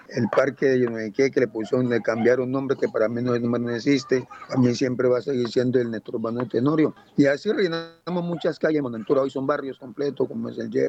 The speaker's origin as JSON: {"language": "Spanish", "town": "Buenaventura", "region": "Valle del Cauca", "country": "Colombia", "tie": "born or raised there", "also_born_or_lived": "Guapi", "said": "Nací en un municipio del departamento del Cauca, Guapi. Allá nací, pero igualmente me crié aquí en Buenaventura, exactamente entre Pueblo Nuevo y el barrio del Bosque, ¿no?"}